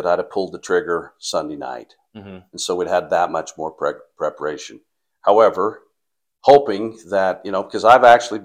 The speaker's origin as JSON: {"language": "English", "town": "Paris", "region": "Idaho", "country": "United States", "tie": "born or raised there", "moved": "yes", "said": "I grew up in Paris, Idaho"}